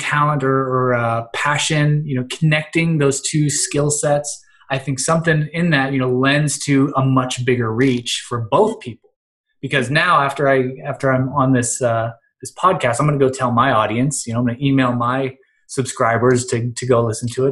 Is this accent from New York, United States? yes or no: no; Western Pennsylvania, United States; also born or lived in Cleveland, Ohio; I am from Western Pennsylvania